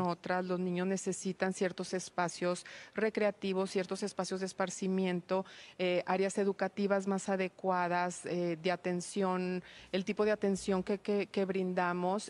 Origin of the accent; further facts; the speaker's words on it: Torreón, Coahuila, Mexico; soy originaria de Torreón